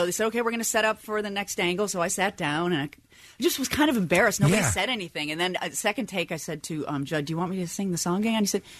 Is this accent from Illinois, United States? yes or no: yes; Chicago, Illinois, United States; moved away; I was still living in Chicago. I'm from Chicago. I was still living there.